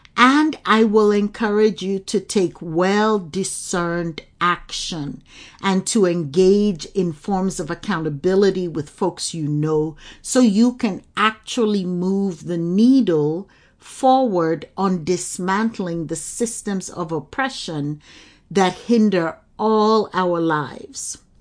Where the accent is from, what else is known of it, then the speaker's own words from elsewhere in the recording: Lagos, Nigeria; I grew up in Lagos, Nigeria